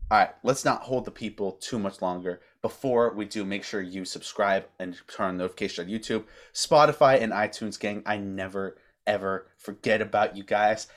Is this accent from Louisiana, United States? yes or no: no; south of Knoxville, East Tennessee, United States; I'm from about a half uh, a half hour an hour south of Knoxville, so I'm on the eastern side.